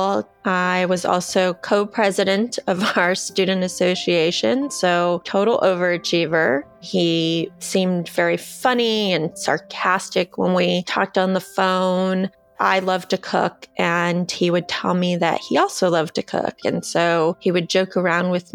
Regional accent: South Bay, Southern California, United States; I am from Southern California, from the South Bay area specifically. I went to high school and college out here

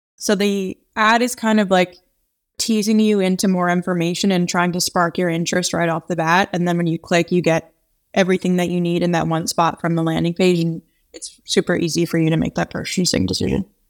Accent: New York, United States; being a New Yorker

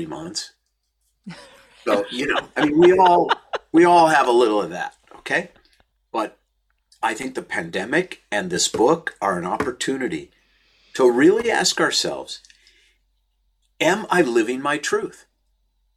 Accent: St. Louis Park, Minnesota, United States; I was born on June 3rd in 1960 in St. Louis Park, Minnesota

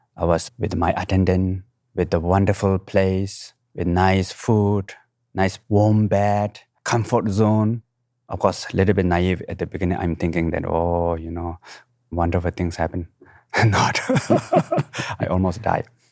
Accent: Nepal; I was born in the Himalayan mountain, right middle of the mountain, what we call Manasilo, at highest

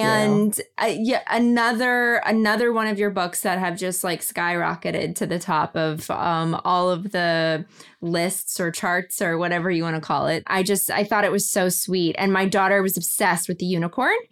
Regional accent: Kentucky, United States; moved away; our families are not from here. I'm from Kentucky

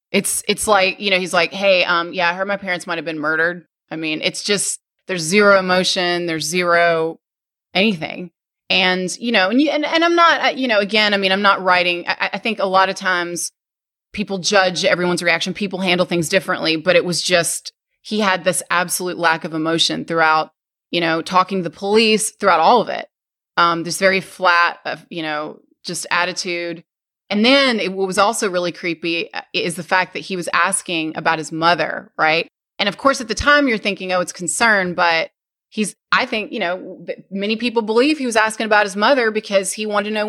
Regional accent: Arkansas, United States; no, I'm from Arkansas, and uh, I haven't lived there in a long time.

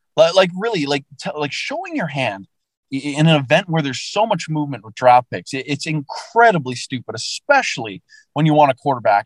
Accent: Vancouver, British Columbia, Canada; growing up in Vancouver

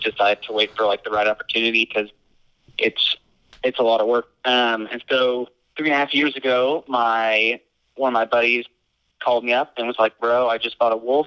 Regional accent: Tulsa, Oklahoma, United States; also born or lived in California; now I'm back home in Tulsa, Oklahoma, best state in the world.

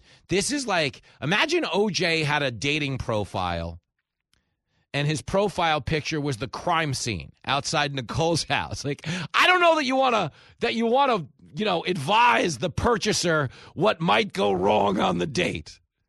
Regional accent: East Coast, United States; Like, I grew up on the East Coast, you know, loved New York.

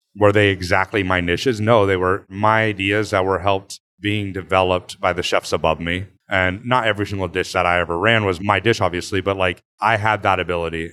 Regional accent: Placerville, California, United States; also born or lived in Texas / Napa, California / New York; now in Los Angeles, United States; I was born in Texas, lived in Texas until, like, second grade, moved to Northern California, to Placerville area, and then moved to Napa

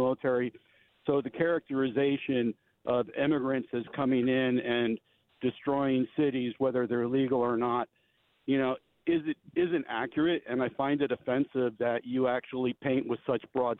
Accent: upstate New York, United States; also born or lived in Belfast, Northern Ireland / Poughkeepsie; I moved here as a child from Belfast, Northern Ireland, because of the troubles in the 1960s, and I grew up in upstate New York.

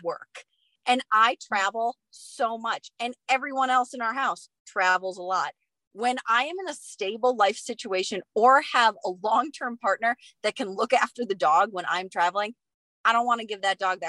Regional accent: Wisconsin, United States; now in Flagstaff, United States; where I grew up in Wisconsin

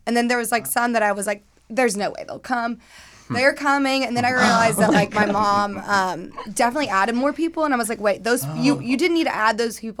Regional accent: Alabama, United States; moved away as an adult; now in Los Angeles, United States; I am from Alabama, lived here for almost 6 years

